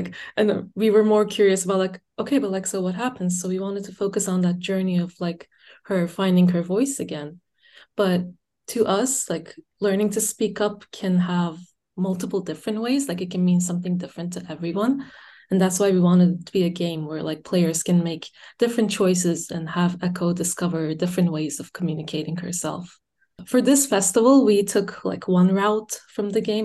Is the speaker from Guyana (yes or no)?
no; Turkey; I'm from Turkey